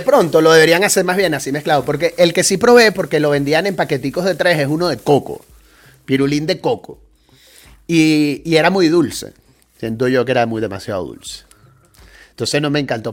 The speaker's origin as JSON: {"language": "Spanish", "country": "Venezuela", "moved": "as an adult", "said": "Ya este año van a ser 16 años que salí yo de Venezuela"}